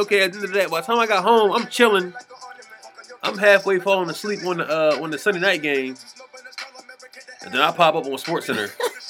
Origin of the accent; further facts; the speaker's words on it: Philadelphia, Pennsylvania, United States; I'm from West Philly.